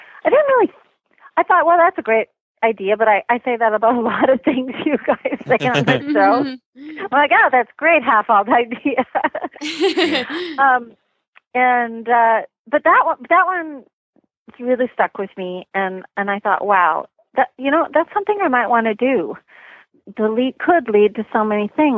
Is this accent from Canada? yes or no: yes; Canada; now in United States; I was born in Canada and I've been living in the U.S. for a long time.